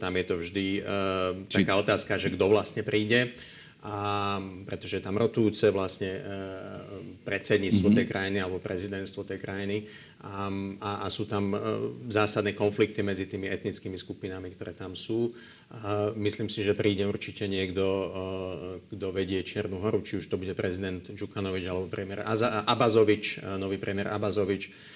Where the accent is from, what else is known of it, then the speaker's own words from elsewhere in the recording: Slovakia; pracujeme a sme zo Slovenska, z regiónu